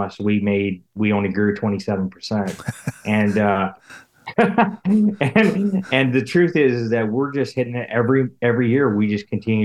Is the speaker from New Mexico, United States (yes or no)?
yes; Albuquerque, New Mexico, United States; moved away; I grew up in Albuquerque, New Mexico